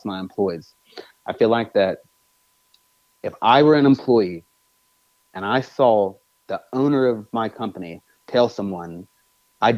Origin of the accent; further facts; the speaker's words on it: United States; I'm American